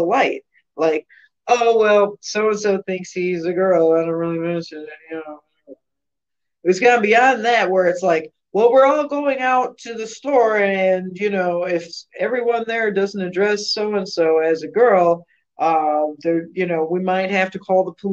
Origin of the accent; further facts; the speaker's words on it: United States; I'm an American